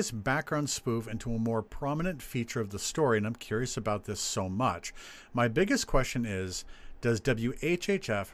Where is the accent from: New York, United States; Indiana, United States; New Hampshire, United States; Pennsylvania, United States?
New Hampshire, United States; near the Uncanoonuc Mountains; the Unkanunik Mountains. And that is, honestly, in this case, it is just a nod to my hometown